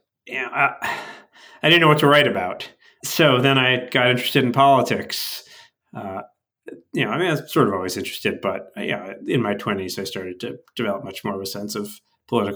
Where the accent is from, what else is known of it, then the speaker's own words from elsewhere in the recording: northern Westchester, outside New York City, United States; I grew up outside of New York City, up in northern Westchester